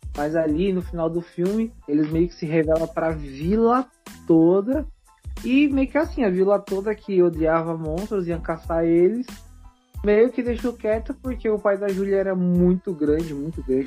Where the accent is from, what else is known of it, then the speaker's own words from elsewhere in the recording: CDHU, São Paulo, Brazil; lá do CDHU, onde eu cresci